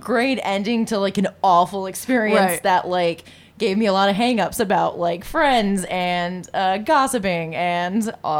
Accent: Michigan, United States; Oh, Michigan.

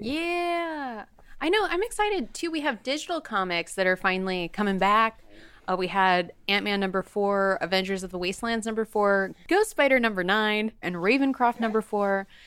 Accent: Bakersfield, California, United States; I'm from Bakersfield, California

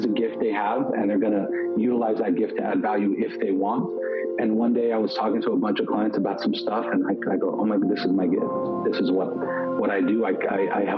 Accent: Los Angeles, California, United States; also born or lived in Lebanon; So we left when I was about 4 or 5, came to LA, and grew up, spent most of my life from that point, I'm 36 now, in Los Angeles.

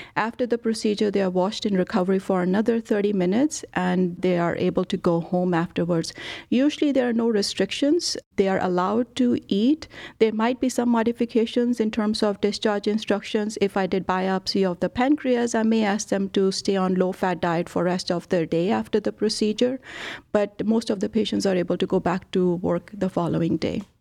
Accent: India; moved away as an adult; also born or lived in Rochester, Minnesota / Dallas; now in Cleveland, United States; I was born and brought up in India

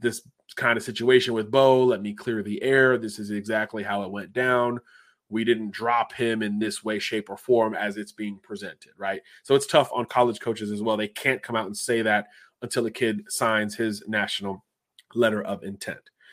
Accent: Florida, United States; my home state of Florida

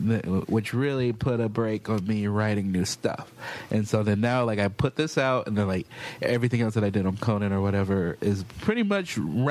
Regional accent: Chicago, Illinois, United States; moved away; also born or lived in Portland, Oregon; Yeah, well, I grew up in Chicago, and I started comedy in Portland, Oregon.

